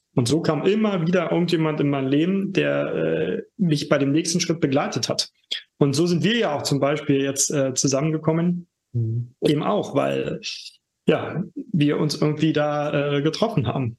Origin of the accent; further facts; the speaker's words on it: Germany; now in Berlin, Germany; ich komme aus der DDR sogar gebürtig